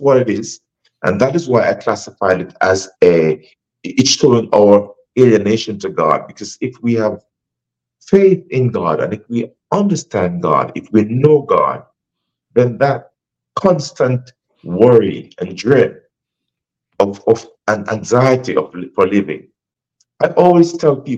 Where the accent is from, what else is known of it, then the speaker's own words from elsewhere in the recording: Jamaica; moved away as an adult; also born or lived in Africa; now in United States; I was born in Jamaica, and I've been in the States a long time.